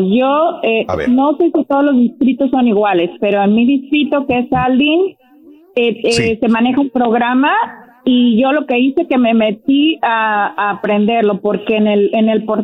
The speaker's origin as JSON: {"language": "Spanish", "country": "Mexico", "moved": "yes", "lives_now": "United States", "said": "yo soy de México"}